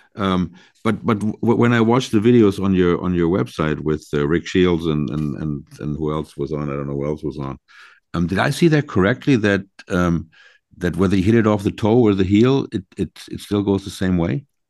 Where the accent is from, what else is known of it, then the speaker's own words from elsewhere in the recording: Long Island, New York, United States; I grew up playing in Long Island on a links course